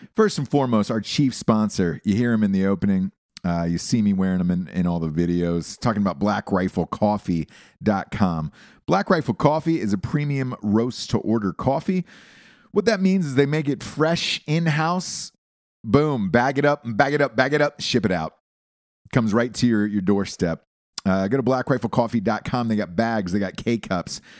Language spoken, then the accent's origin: English; Georgia, United States; I'm from Georgia